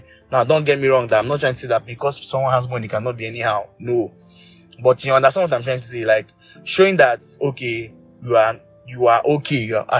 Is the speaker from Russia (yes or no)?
no; Nigeria; And also to also answer a question about being financially stable as a Nigerian. So, what I'm going to start with being financially stable as a Nigerian.